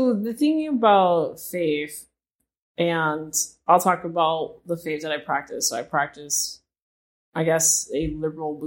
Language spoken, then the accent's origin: English; Knoxville, Tennessee, United States; I felt God telling me to go to the University of Tennessee, which I'm from Knoxville